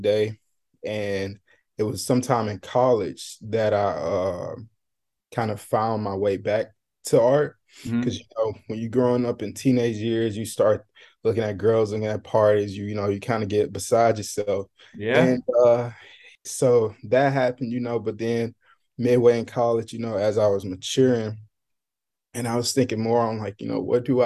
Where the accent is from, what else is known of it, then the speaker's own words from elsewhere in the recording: Mobile, Alabama, United States; moved away as an adult; also born or lived in Birmingham, Alabama; now in Miami, United States; I'm originally from Mobile, Alabama